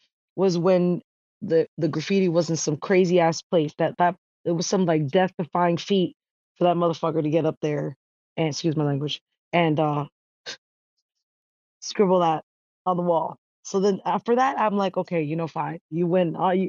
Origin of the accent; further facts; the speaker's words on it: New York City, New York, United States; So like I grew up in New York City and there was like graffiti everywhere. I grew up in Jackson Heights